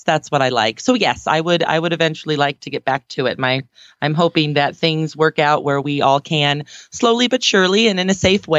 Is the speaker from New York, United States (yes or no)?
no; Aurora, Colorado, United States; from Aurora, Colorado.